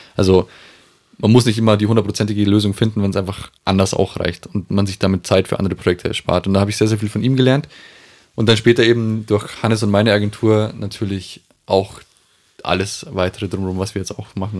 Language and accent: German; Aichach, Bavaria, Germany; moved away; Wir sind ursprünglich aus Eichach.